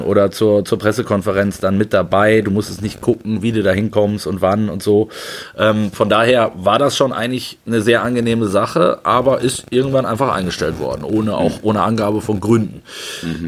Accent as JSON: {"language": "German", "town": "Frankfurt", "region": "Hesse", "country": "Germany", "moved": "yes", "said": "Ich bin in Frankfurt, fühle ich mich sehr wohl, wie du weißt, meine alte Heimat"}